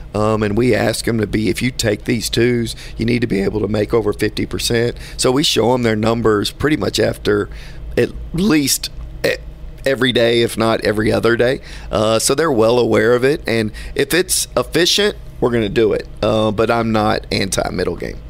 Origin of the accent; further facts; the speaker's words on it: Houston, Texas, United States; Being from Houston